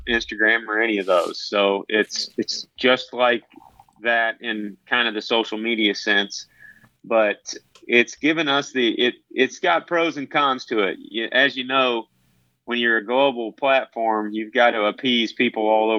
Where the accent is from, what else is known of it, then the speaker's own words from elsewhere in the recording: Missouri, United States; now in Iowa, United States; I'm originally from Missouri